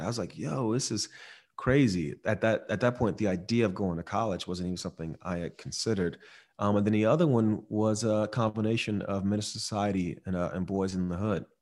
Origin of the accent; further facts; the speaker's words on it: Miami, Florida, United States; I grew up in Miami